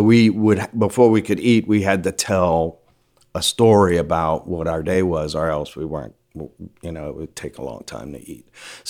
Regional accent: Louisiana, United States; I liked media. I'm the last of six, born and raised in Louisiana.

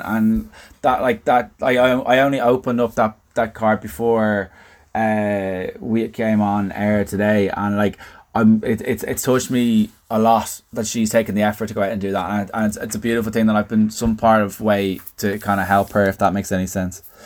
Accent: Dublin, Leinster, Ireland; accent: Southside Dublin; my Southside accent

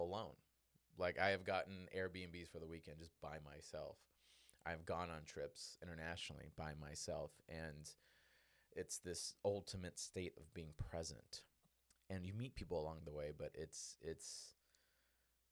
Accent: Chicago, Illinois, United States; also born or lived in Northwest Indiana; I grew up in Southside Chicago, Northwest Indiana

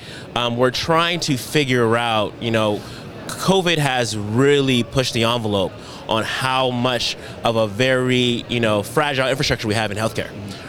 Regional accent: Richmond, California, United States; moved away; Richmond, California. Richmond. That's my hometown.

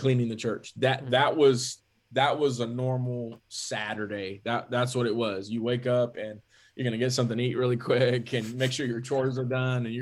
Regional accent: California, United States; also born or lived in McAllen, Texas; raised in California from a, you know, very young age, like even just before my first birthday

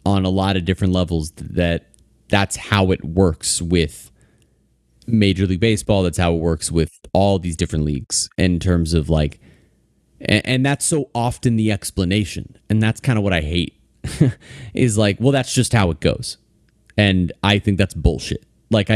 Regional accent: Fort Lauderdale, Florida, United States; I grew up down here

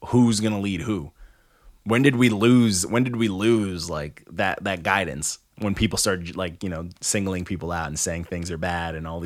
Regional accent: New York, United States; also born or lived in Canada; I was born in Canada, but my mom, escaped Canada. And, like, you know, I was raised out here. I was raised in New York.

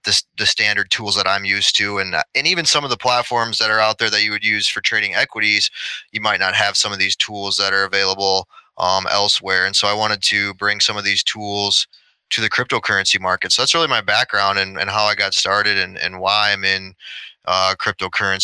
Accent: Sioux Falls, South Dakota, United States; also born or lived in Minneapolis, Minnesota; moved to Sioux Falls, South Dakota, is where I'm at right now. I'm really where I grew up for the majority of my childhood.

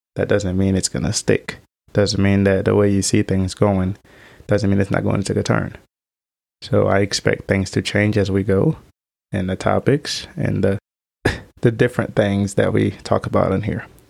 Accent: Haiti; moved away; I was adopted from Haiti, right before the earthquake had happened. I, I've had to grow up in an environment so different than what I was used

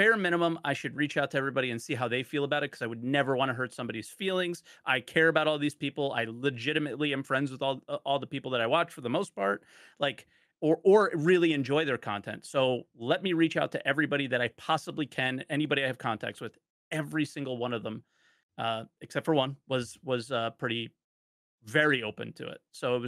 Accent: New Jersey, United States; Yeah, I'm from New Jersey. What do you want? I'm so sorry. I sound like an asshole.

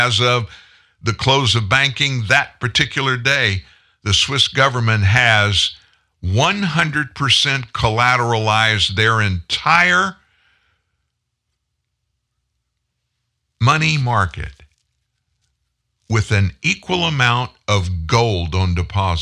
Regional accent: United States; I'm American

